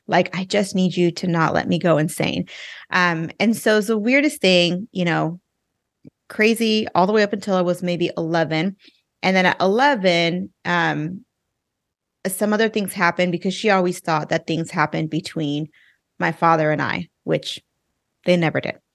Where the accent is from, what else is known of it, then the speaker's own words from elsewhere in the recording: Inland Empire, Southern California, United States; moved away as an adult; also born or lived in Orange County, California; now in Texas, United States; I'm from California. I grew up in, um, the, uh, Inland Empire, for those of you who know Southern California